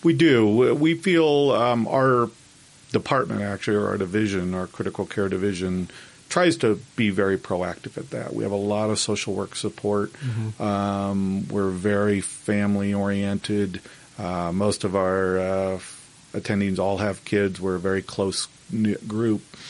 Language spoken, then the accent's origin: English; Kansas, United States; moved away as an adult; now in Salt Lake City, United States; I grew up in Kansas